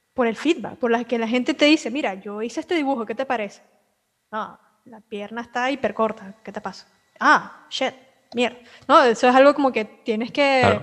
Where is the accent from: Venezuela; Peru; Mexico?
Venezuela; now in Argentina; yo que salí de Venezuela